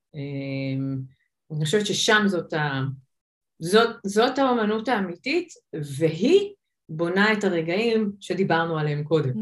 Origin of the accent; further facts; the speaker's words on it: Israel; also born or lived in United States; אני ישראלית